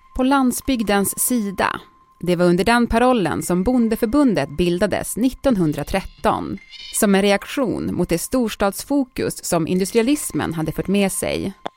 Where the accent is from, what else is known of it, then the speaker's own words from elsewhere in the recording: Piteå, Norrbotten County, Sweden; Piteå, min hemstad